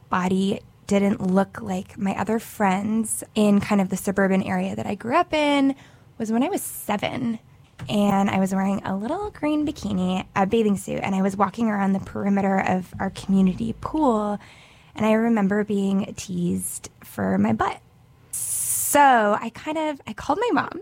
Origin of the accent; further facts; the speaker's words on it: Montreal, Quebec, Canada; I am from Montreal, Canada